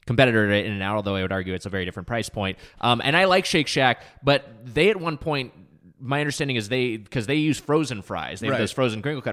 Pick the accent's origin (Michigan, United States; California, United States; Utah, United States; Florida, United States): California, United States; Southern; growing up in Southern California